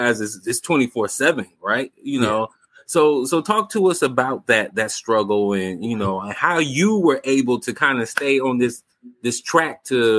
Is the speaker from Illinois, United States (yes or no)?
yes; Chicago, Illinois, United States; I'm from Chicago too